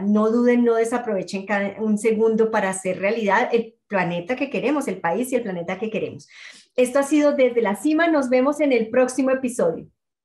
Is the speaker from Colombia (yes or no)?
yes; Colombia; moved away; como colombiana en el exterior